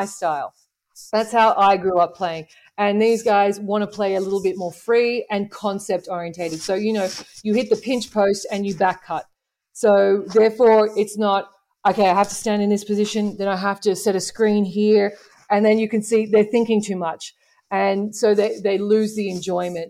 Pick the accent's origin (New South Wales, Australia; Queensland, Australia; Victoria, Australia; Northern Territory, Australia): New South Wales, Australia; Sydney; moved away as an adult; growing up in Sydney as a female coach